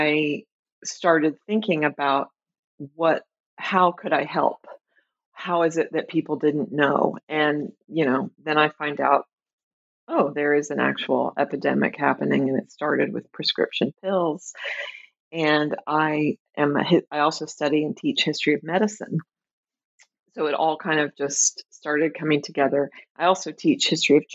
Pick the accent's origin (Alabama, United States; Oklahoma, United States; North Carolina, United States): Oklahoma, United States; Tulsa; moved away as an adult; also born or lived in Chicago, Illinois; now in Minneapolis, United States; I grew up in Tulsa, Oklahoma.